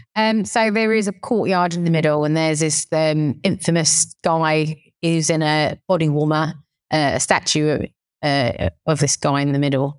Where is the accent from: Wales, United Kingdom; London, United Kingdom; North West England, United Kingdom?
London, United Kingdom; accent: Cockney; I'm born here in, in the U K and, but I, you know, my, my, my blood is Thai through and through, but, um, I'm like the Thai Cockney